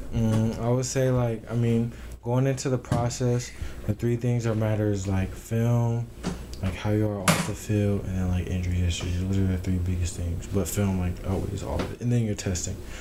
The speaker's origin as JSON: {"language": "English", "town": "Tucson", "region": "Arizona", "country": "United States", "tie": "born or raised there", "also_born_or_lived": "Tennessee / Philippi, West Virginia", "moved": "as an adult", "said": "I'm from Tucson, Arizona. Um, I was born in Tennessee but moved to Tucson"}